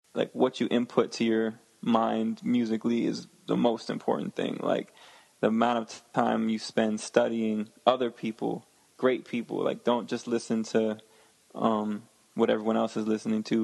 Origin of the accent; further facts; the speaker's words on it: Connecticut and Westchester, United States; originally I'm from uh, Connecticut, and oh, I grew up in like Connecticut and Westchester, which is like outside of New York.